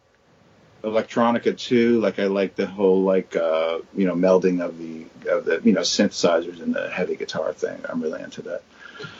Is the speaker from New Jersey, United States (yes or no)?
yes; New Jersey, United States; born or raised there